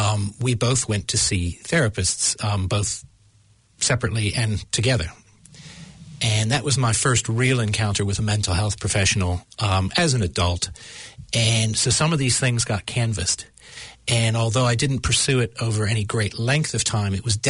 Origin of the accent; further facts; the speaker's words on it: United States; accent: American; my American accent